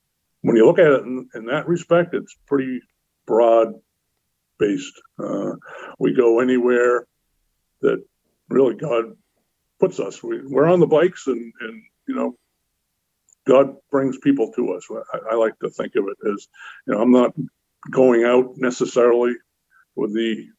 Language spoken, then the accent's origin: English; North Shore, born in Lynn, Massachusetts, United States; I was born in Lynn, like I mentioned. I was baptized in St. Luke's Methodist Church there in Lynn. And very shortly after my birth, my parents bought some land and built a house in a small town up on the North Shore